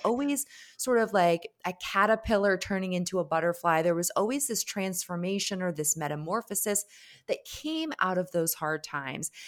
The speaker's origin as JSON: {"language": "English", "region": "Connecticut", "country": "United States", "said": "grow an amazing business in Connecticut, my home state."}